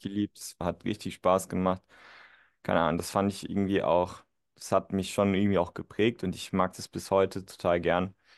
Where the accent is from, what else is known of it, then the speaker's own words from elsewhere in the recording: northern Saarland, Germany; ich bin ja auch geboren und aufgewachsen tatsächlich. Das ist so das Nordsaarland